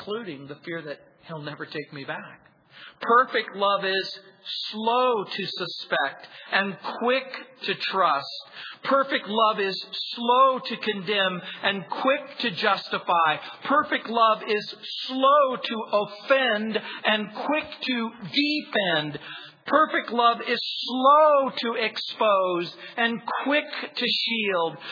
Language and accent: English; Southern California, United States; also born or lived in New Orleans, Louisiana / San Francisco; I was born in New Orleans. I was raised in Southern California